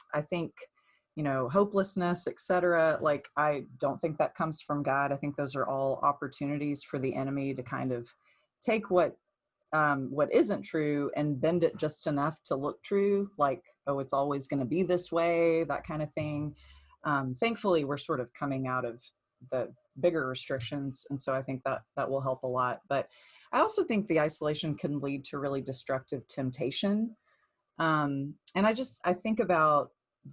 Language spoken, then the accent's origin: English; Nashville, Tennessee, United States; moved away as an adult; also born or lived in Pittsburgh; now in Kansas City, United States; I'm originally from Nashville